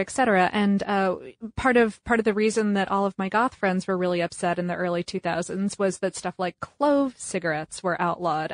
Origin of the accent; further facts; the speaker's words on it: United States; we're from the United States